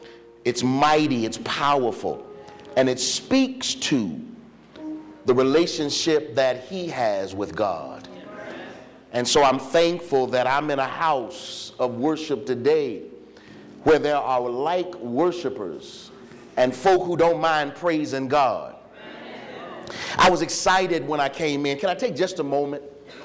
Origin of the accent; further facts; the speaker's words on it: Virginia, United States; I'm just a country boy. You heard him say I'm from Virginia.